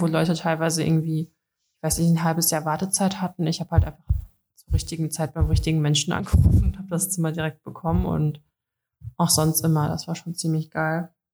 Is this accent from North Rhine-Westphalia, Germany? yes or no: yes; Dortmund, North Rhine-Westphalia, Germany; also ich komme aus Dortmund